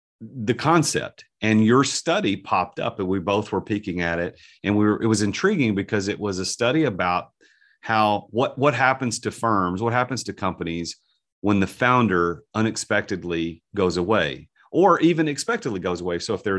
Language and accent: English; United States; So I'm American mispronouncing a name.